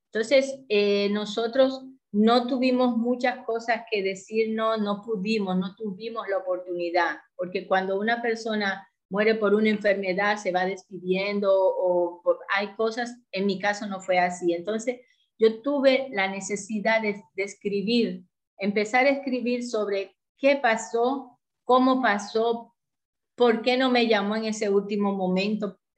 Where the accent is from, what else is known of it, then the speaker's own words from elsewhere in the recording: Dominican Republic; also born or lived in Port-au-Prince, Haiti; soy dominicana, de profesión soy médico, aunque lo ejercí muy poco tiempo porque me dediqué cuando me fui a Puerto Príncipe, Haití, a, más bien al negocio que teníamos junto con mi marido.